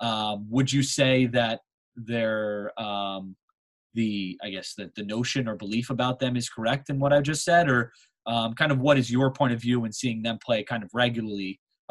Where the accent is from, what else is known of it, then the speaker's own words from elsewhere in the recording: United States; also born or lived in New Jersey; as an American